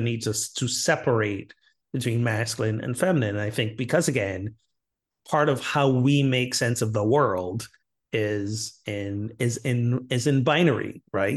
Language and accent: English; Barbados; my home country of Barbados